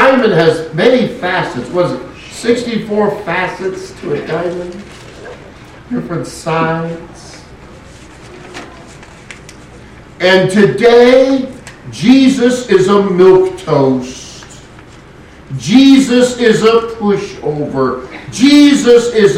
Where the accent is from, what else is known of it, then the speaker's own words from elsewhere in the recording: West Coast, United States; moved away; I grew up on the West Coast